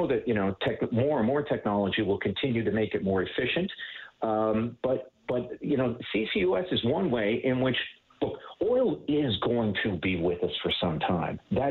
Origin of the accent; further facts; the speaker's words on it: Newfoundland and Labrador, Canada; I grew up in Labrador in the north